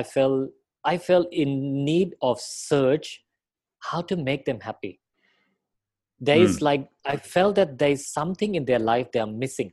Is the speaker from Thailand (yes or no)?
yes; Thailand; I am Thai. I was born in Thailand